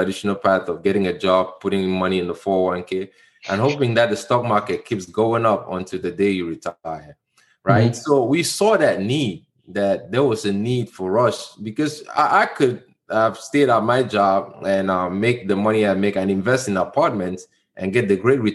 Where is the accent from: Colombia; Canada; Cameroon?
Cameroon; moved away; I'm from Cameroon.